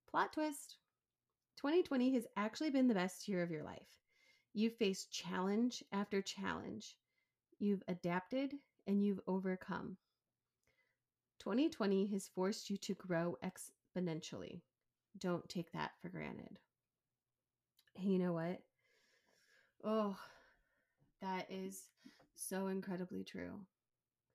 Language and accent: English; right outside of Chicago, Illinois, United States; moved away as an adult; also born or lived in Cleveland, Ohio / Oregon; we grew up right outside of Chicago